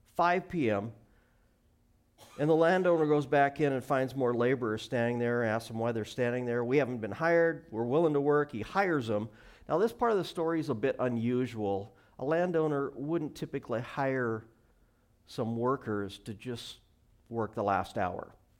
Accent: Montana, United States; now in Washington, United States; I grew up in Montana

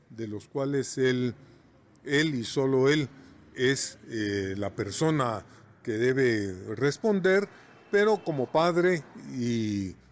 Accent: Quetzaltenango, Guatemala; los quetzaltecos

